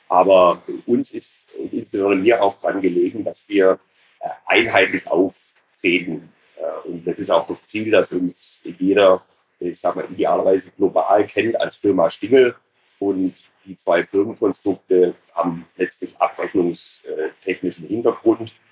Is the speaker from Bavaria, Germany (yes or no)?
no; Ulm, Baden-Württemberg, Germany; habe dann tatsächlich zwei Jahre äh, Banklehre gemacht in meiner Heimatstadt in Ulm.